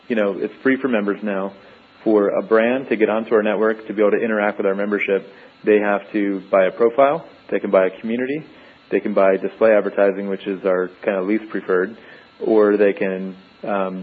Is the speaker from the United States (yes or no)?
yes; New York, United States; moved away as an adult; now in San Diego, United States; I actually grew up on the East Coast, so I was born and raised in New York, and I moved to San Diego in 2003